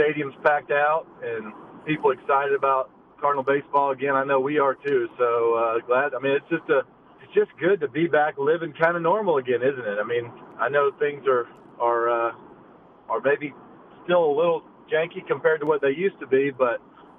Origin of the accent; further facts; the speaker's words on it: United States; I'm from the United States